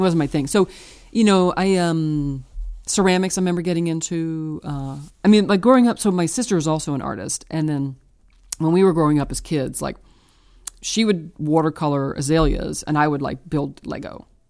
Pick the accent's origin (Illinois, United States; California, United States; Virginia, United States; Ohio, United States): Virginia, United States; Richmond; now in Brooklyn, United States; I was born in Richmond, Virginia.